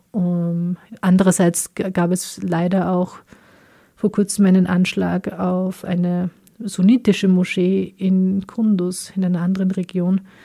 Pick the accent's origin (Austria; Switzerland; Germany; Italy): Austria; born or raised there; also born or lived in Kabul, Afghanistan